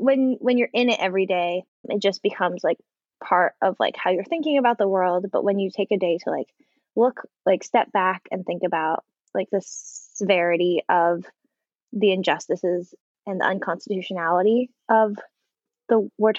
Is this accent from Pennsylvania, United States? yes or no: no; San Francisco Bay Area, California, United States; now in Los Angeles, United States; I grew up in California in the Bay Area, but my family all has roots in Hawaii